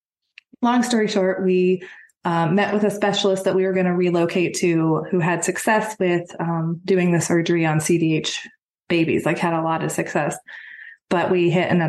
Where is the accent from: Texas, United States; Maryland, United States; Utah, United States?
Texas, United States; moved away as an adult; now in Georgia, United States; I'm originally from Texas. We moved to Georgia about 3 years ago